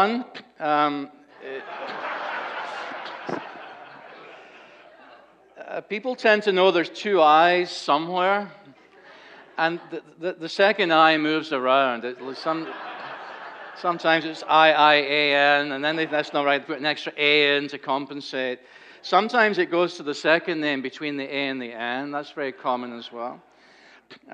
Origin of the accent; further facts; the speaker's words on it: Scotland, United Kingdom; now in United States; When I was a child growing up in Scotland